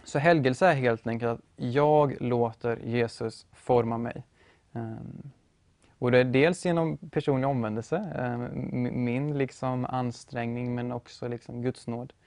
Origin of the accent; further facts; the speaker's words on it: Motala, Östergötland, Sweden; also born or lived in Uppsala; now in Norrköping, Sweden; född och uppvuxen i Motala